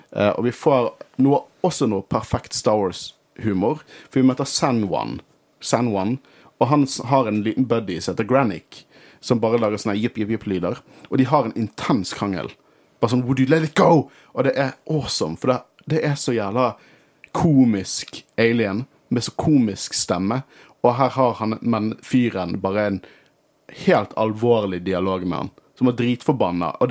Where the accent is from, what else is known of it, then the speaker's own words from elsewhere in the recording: Norway; vi er fra Norge.